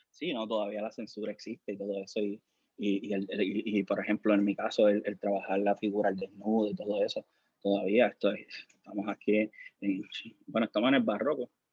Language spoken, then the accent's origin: Spanish; Ponce, Puerto Rico; also born or lived in Juana Díaz; Yo me crié en Clausel, aquí en Ponce